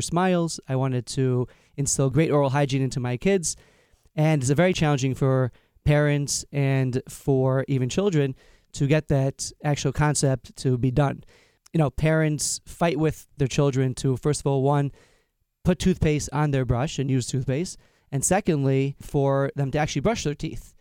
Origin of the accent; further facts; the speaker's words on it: Long Island, New York, United States; I'm from Long Island, New York